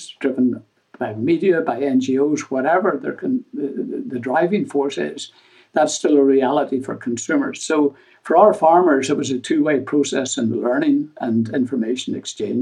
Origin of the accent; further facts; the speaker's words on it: Ireland; moved away; I come from Europe originally, from Ireland